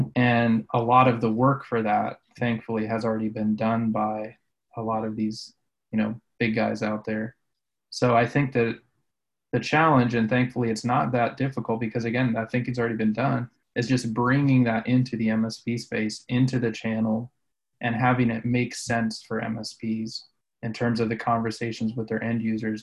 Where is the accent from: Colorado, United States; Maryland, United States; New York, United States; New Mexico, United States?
Colorado, United States; I grew up in Colorado